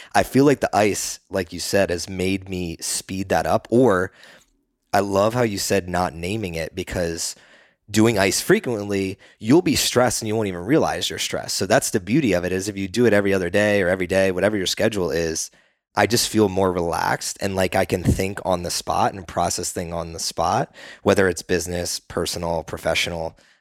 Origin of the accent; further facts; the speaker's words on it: East Coast, United States; now in Austin, United States; when I grew up on the East Coast